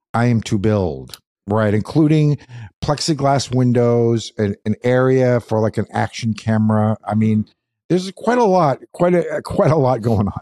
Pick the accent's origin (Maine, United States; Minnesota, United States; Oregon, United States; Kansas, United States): Maine, United States; Madawaska; I was born in Madawaska.